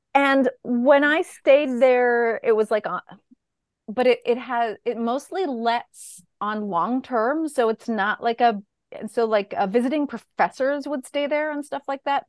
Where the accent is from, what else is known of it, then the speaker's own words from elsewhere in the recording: Bolinas, California, United States; I grew up in Bolinas